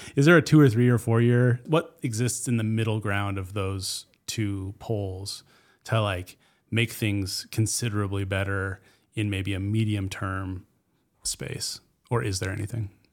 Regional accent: Chattaroy, Washington, United States; I grew up in Chatteroi, and firestorm came right through our property

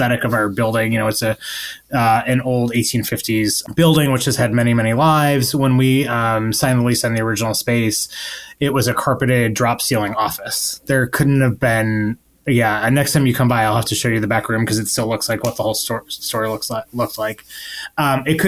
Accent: Buffalo, New York, United States; also born or lived in Alfred, New York / Ithaca, New York; I'm from upstate New York. I grew up in Buffalo.

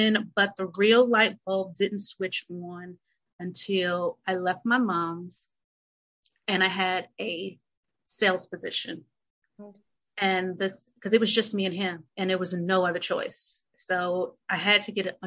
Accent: North Carolina, United States; moved away as an adult; also born or lived in Chicago; I'm from North Carolina

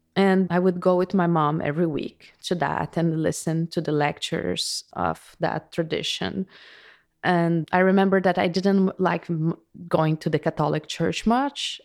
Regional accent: Brazil; moved away; I was born in Brazil

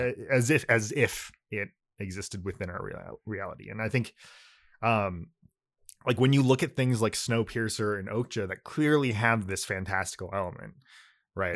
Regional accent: California, United States; first language Japanese; English is a second language; I grew up in California, but, uh, like, you know, in, like, a Japanese community

